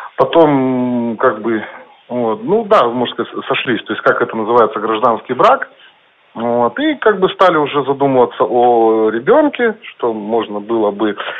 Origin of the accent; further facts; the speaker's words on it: Chelyabinsk, Chelyabinsk Oblast, Russia; я как бы родился и живу в Челябинске